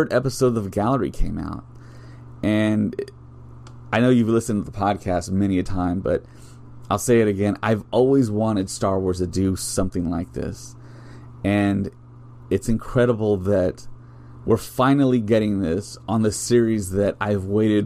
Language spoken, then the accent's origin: English; South Texas, United States; I'm from South Texas